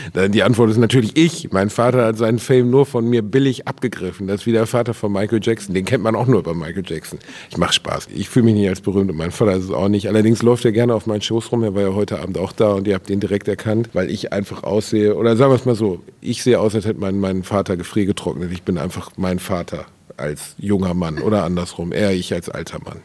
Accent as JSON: {"language": "German", "town": "Gelsenkirchen", "region": "North Rhine-Westphalia", "country": "Germany", "tie": "born or raised there", "also_born_or_lived": "Dortmund / Osnabrück", "moved": "as an adult", "said": "Und ich bin dort halt aufgewachsen, mit 18 weggegangen"}